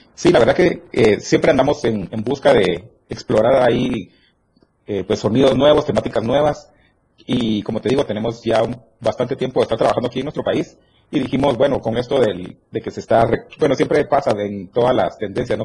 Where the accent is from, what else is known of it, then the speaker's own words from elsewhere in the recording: Petén, Guatemala; now in Guatemala City, Guatemala; Somos del norte del país. Somos de Petén, pero ya radicamos todos en la ciudad.